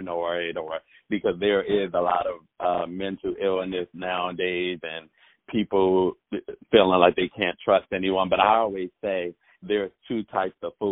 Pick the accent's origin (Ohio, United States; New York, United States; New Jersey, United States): New Jersey, United States; North; my hometown, North New Jersey